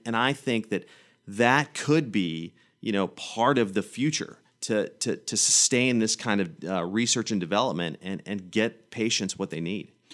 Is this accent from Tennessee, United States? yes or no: yes; Manchester, Tennessee, United States; also born or lived in Hillsboro, Tennessee; now in Nashville, United States; I grew up in Manchester, I grew up in Hillsborough, Tennessee